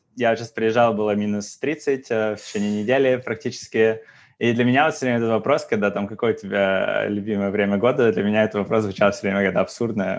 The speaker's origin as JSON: {"language": "Russian", "town": "Yekaterinburg", "region": "Sverdlovsk Oblast", "country": "Russia", "also_born_or_lived": "Saint Petersburg / Germany", "moved": "as an adult", "said": "Я из Екатеринбурга"}